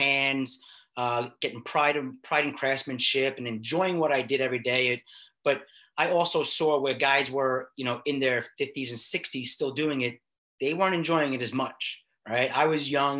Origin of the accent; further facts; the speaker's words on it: New York City, New York, United States; now in Long Island, United States; I grew up in Queens